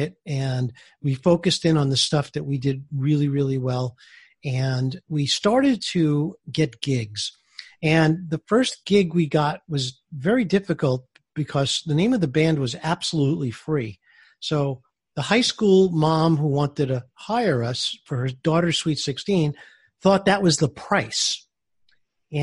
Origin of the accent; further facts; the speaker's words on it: New York City, New York, United States; I grew up in Brooklyn, New York